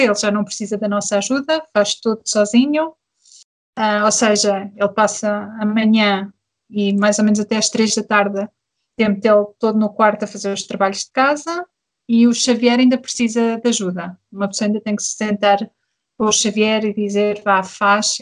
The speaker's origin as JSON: {"language": "Portuguese", "country": "Portugal", "also_born_or_lived": "Germany", "moved": "as an adult", "lives_now": "Berlin, Germany", "said": "Eu sou portuguesa e o meu marido é camaronês"}